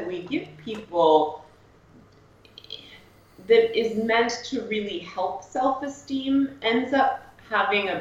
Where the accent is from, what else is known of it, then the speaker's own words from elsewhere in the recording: Greenwich, Connecticut, United States; moved away as an adult; also born or lived in Cape Cod, Massachusetts; I spent most of my life, I think from, you know, less than a year to my early 20s in Greenwich, Connecticut